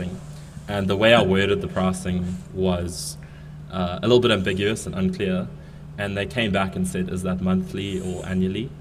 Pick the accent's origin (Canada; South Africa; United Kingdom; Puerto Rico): South Africa; Coming from South Africa, being South African